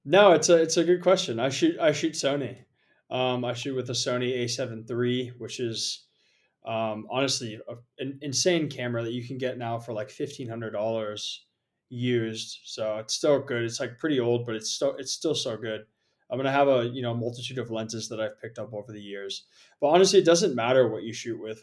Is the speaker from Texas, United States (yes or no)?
no; San Jose, California, United States; moved away as an adult; also born or lived in Portland, Oregon / Japan / Bali; I originally grew up in San Jose, California, so just about an hour south of San Francisco.